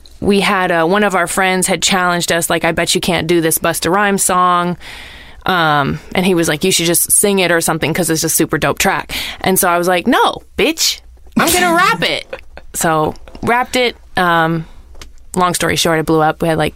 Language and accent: English; Nebraska, United States; moved away; also born or lived in Boston; So, I was born in Nebraska.